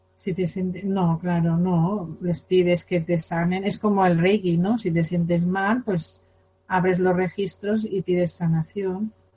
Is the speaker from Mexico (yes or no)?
no; Spain; Yo por ser española tengo karma de España